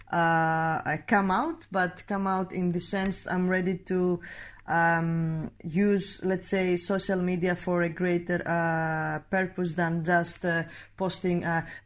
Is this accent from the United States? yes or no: no; Greece; I'm 29 years old. I am coming from Greece